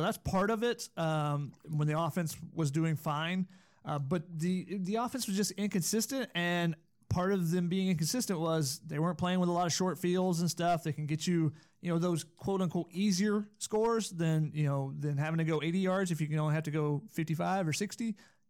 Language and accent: English; Georgia, United States; I'm from Georgia, and I went to school in Tennessee, so yes, I would win at Cornhole.